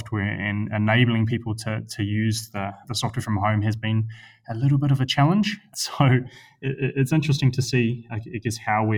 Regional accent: Christchurch, Canterbury, New Zealand; moved away; I grew up in Christchurch

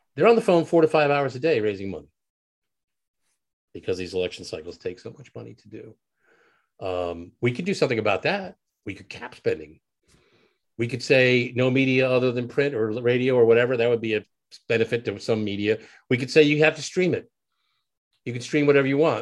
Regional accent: United States; as an American

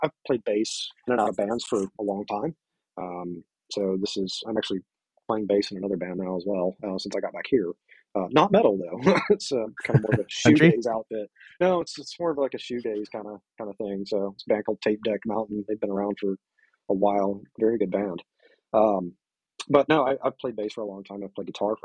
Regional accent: the South, United States; I grew up in the South, so it's country is sort of in my veins

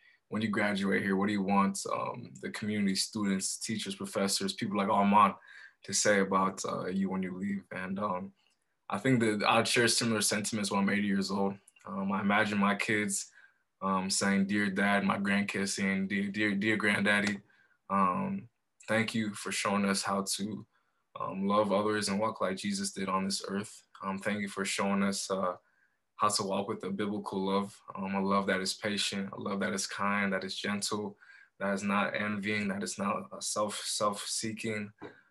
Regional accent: Colorado Springs, Colorado, United States; also born or lived in Monrovia, Liberia / Chicago suburbs, Illinois; my family and I were blessed to move to Colorado Springs when I was 7. Here, my dad got a new job, and so we relocated to Colorado Springs

